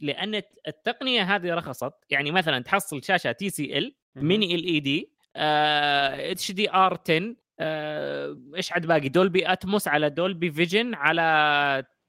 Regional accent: Saudi Arabia; عندنا في السعوديه

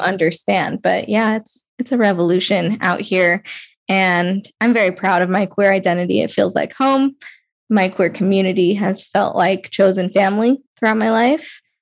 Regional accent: Las Vegas, Nevada, United States; I grew up in Las Vegas, Nevada also

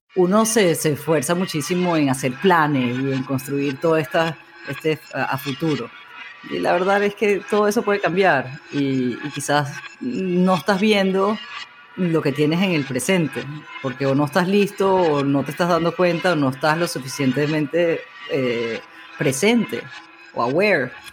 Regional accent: Amazonas, Venezuela; moved away; crecí en el Amazonas

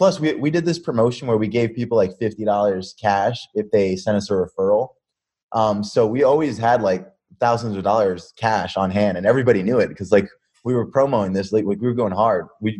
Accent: Pennsylvania, United States; also born or lived in New York City / Las Vegas / New Jersey / Tampa; So we lived in Vegas. We lived in New Jersey. I was born in New York City, lived in Tampa, lived in Colorado, grew up from 12 to like 20 in Pennsylvania.

